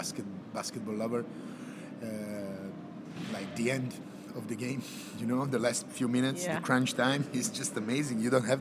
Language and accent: English; Serbia; also born or lived in Yugoslavia; I'm from Serbia, and that's like just something like kind of normal being there, living there. And I grew up in end of 80s, beginning of 90s. And, you know, that was like Yugoslavia.